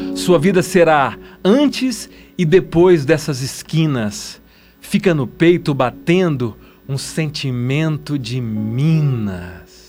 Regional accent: Minas Gerais, Brazil; moved away as an adult; now in São Paulo, Brazil; eu sou mineiro

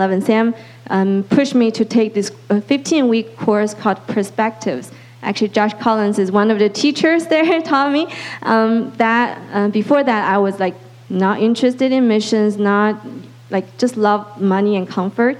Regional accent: China; moved away; I grew up in China

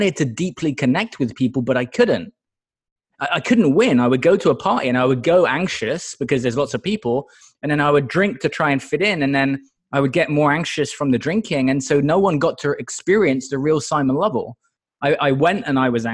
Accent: Exeter, South West England, United Kingdom; moved away as an adult; now in United States; Exeter in the UK originally.

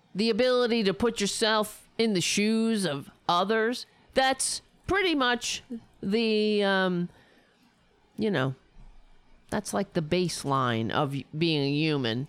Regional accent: United States; I'm an American

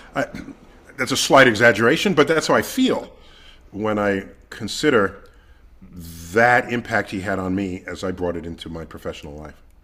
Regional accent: New York City, New York, United States; I grew up in the Bronx, one of the five counties that comprise New York City

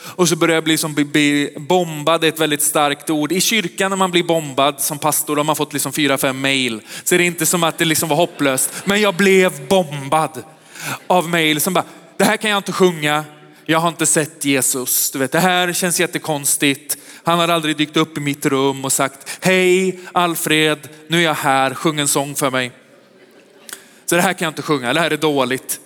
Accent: Västergötland, Västra Götaland, Sweden; also born or lived in Sköndal, Stockholm; now in Stockholm, Sweden; Jag är västgöte egentligen

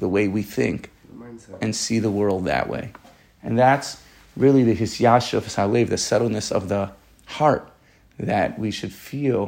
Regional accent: New York City, New York, United States; I'm from Staten Island

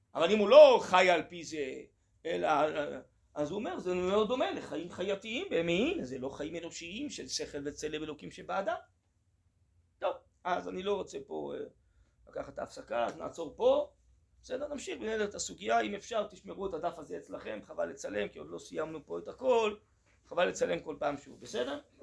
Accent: Tel Aviv, Tel Aviv District, Israel; אני אה, גדלתי אה, בתל אביב

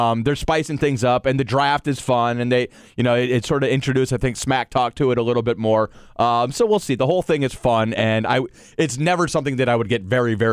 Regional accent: Cleveland, Ohio, United States; now in Orlando, United States; Cleveland's getting that opportunity. It's my hometown

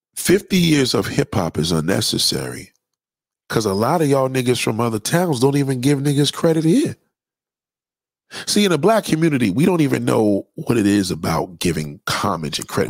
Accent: New York City, New York, United States; as a New Yorker, it's very painful for me to watch my childhood be called a 50th anniversary

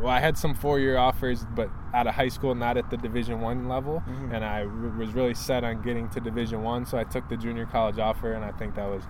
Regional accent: Troy, Michigan, United States; I grew up in Troy

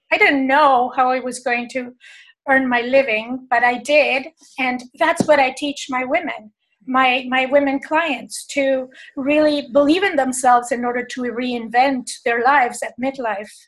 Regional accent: Buenos Aires, Argentina; I was born in Argentina, in Buenos Aires

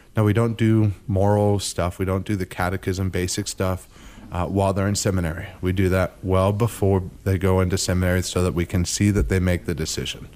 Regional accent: Zephyrhills, Florida, United States; I grew up in Zephyr Hills

